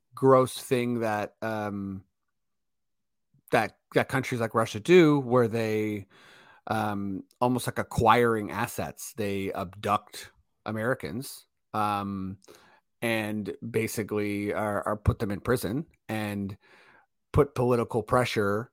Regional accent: Canada; we're Canadian

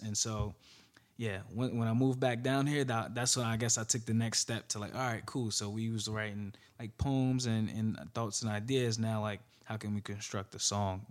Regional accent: Newark, New Jersey, United States; also born or lived in Florida; from Newark, New Jersey, uh, born and raised

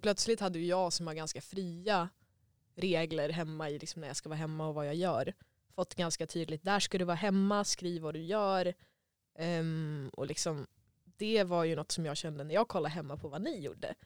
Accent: Sweden; also born or lived in Germany; jag var svensk

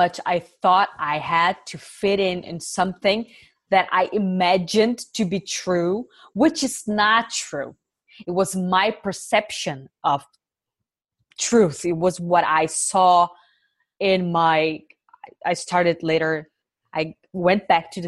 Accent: Brazil; moved away as an adult; now in Germany; it was tough growing up in Brazil

